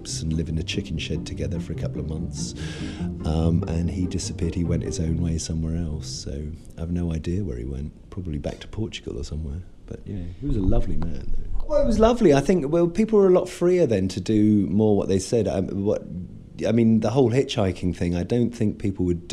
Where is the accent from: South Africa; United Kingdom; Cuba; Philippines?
United Kingdom; England; moved away as an adult; also born or lived in Marietta, Georgia, United States / Florida, United States; now in United States; we stayed in Georgia until I was 5 years old, and then my parents moved back to England. Obviously, they are English. And then I grew up in England